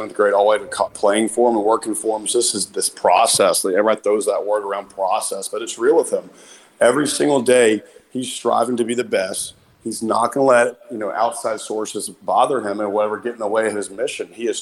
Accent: Alabama, United States; moved away as an adult; now in Oregon, United States; growing up as a kid, I grew up in Alabama

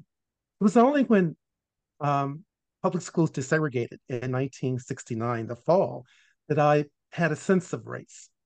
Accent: Richmond, Virginia, United States; was born in Richmond, Virginia uh, in 1961, uh, in the capital of the Confederacy. And for the first eight years of my life, I lived in a, um, a world that was all Black

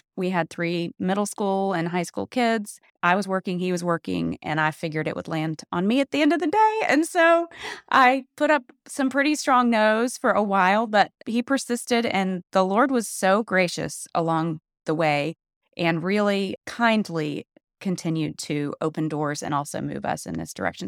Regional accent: Atlanta, Georgia, United States; moved away; I grew up in Atlanta, and I grew up in kind of the just epicenter of white Southern evangelicalism

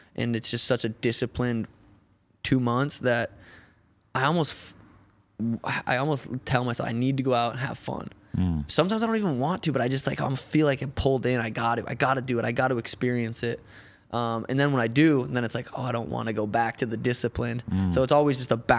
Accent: Helena, Montana, United States; I'm from Helena, Montana

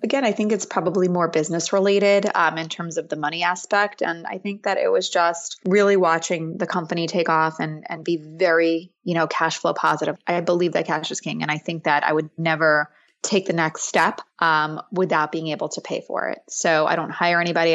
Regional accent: suburbs of New York City, United States; I grew up in the suburbs of New York City

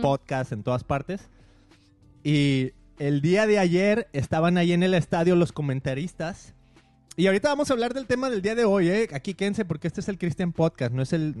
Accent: Guadalajara, Jalisco, Mexico; moved away; siendo de, de nuestra ciudad natal, de ahí de Guadalajara, creciendo

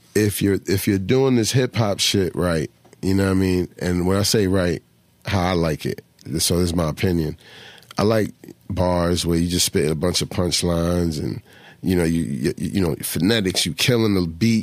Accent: Philadelphia, Pennsylvania, United States; moved away as an adult; also born or lived in Florida; I was born in Philly

